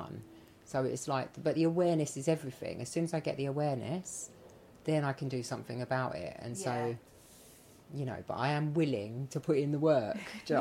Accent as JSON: {"language": "English", "town": "Dagenham", "region": "London", "country": "United Kingdom", "tie": "born or raised there", "said": "I grew up in Dagenham"}